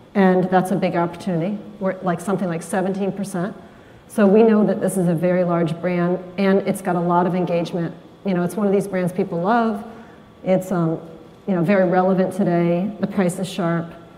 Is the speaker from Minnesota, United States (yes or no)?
no; Marin, California, United States; my hometown, Marin